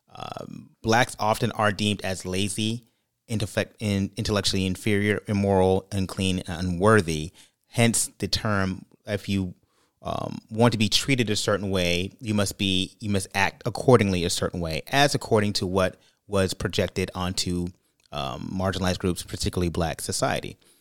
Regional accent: California, United States; moved away; also born or lived in Brooklyn, New York / Florida; I'm from California, and born and raised in California, Brooklyn, New York

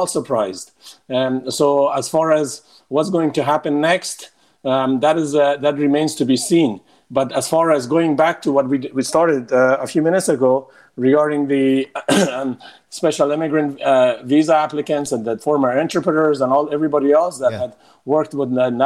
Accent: United States; also born or lived in Afghanistan (ancestry); As an American

